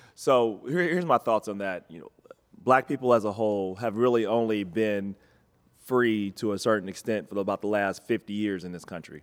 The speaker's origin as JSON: {"language": "English", "town": "Cincinnati", "region": "Ohio", "country": "United States", "tie": "born or raised there", "said": "Cincinnati, and I, and, and I love my hometown"}